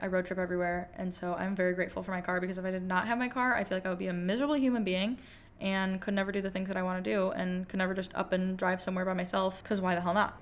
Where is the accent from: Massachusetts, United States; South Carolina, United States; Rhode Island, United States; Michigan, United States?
Michigan, United States; I'm from Michigan